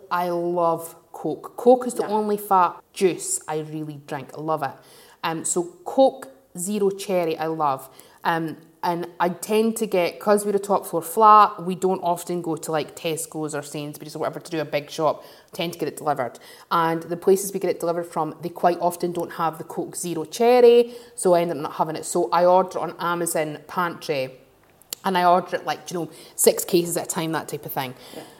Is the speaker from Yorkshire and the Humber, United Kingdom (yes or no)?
no; Glasgow / Dundee, Scotland, United Kingdom; growing up in Glasgow, growing up in Dundee